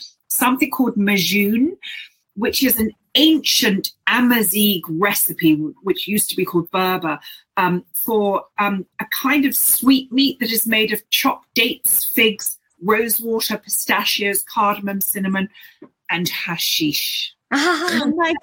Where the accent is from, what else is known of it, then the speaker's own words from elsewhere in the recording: London, United Kingdom; I'm from London